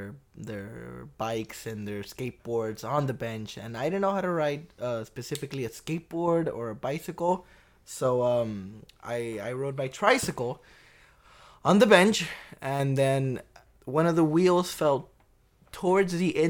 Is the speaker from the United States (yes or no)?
no; Peru; Different. It's, you know, I didn't grow in a in a wealthy income house. It was rough.